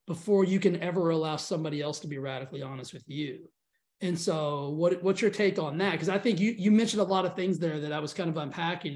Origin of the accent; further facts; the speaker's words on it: Texas, United States; I'm from Texas.